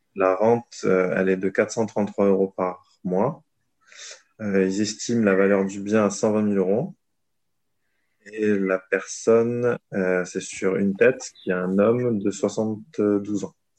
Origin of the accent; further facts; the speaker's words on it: south of France, France; now in Paris, France; ma région natale qui est le sud de la France